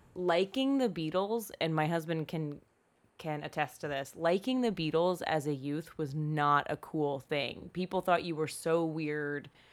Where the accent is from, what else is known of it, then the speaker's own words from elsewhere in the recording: Eastern Shore, Maryland, United States; now in California, United States; there's a middle part on that peninsula on the Eastern Shore that's, like, bleh. That's where I grew up.